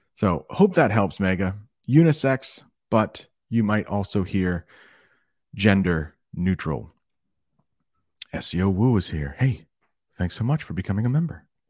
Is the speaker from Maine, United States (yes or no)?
yes; Maine, United States; first language English; moved away as an adult; also born or lived in Alabama; I am from Maine. That's a northern state